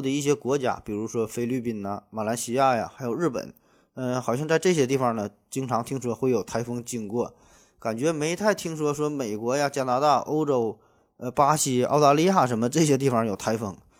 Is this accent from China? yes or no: yes; Northeast China, China; 用咱们东北话说